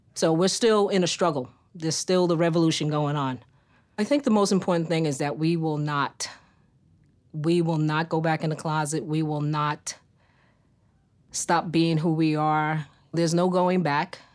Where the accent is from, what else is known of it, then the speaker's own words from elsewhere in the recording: New York City, New York, United States; I grew up in New York City, specifically Harlem, U S A, born and reared